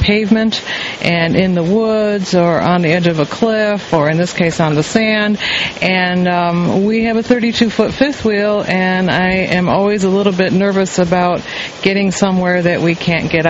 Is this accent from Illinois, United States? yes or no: yes; Chicago, Illinois, United States; We're from the Windy City area